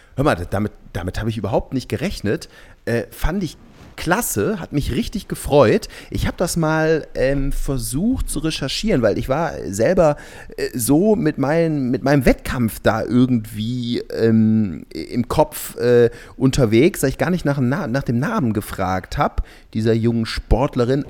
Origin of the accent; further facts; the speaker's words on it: Cologne, North Rhine-Westphalia, Germany; für einen Kölner